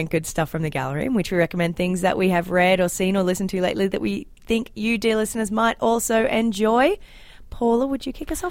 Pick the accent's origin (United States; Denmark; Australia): Australia; now in Canada; as an Australian